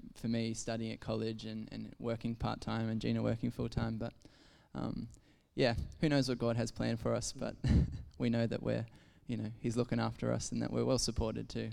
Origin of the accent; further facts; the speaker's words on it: Ballina, New South Wales, Australia; moved away as an adult; I grew up in Ballina in New South Wales, which is a bit is a country coastal town